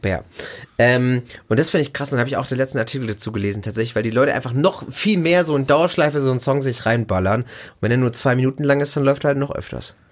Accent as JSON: {"language": "German", "country": "Germany", "said": "hier bei uns in Deutschland"}